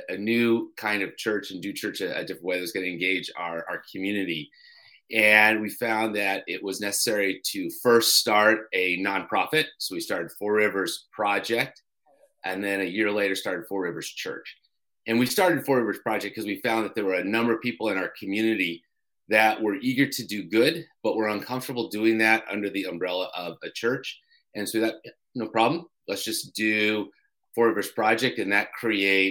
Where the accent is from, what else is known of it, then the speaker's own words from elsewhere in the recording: Colorado, United States; moved away as an adult; also born or lived in New Hampshire; now in Durham, New Hampshire, United States; I grew up in Colorado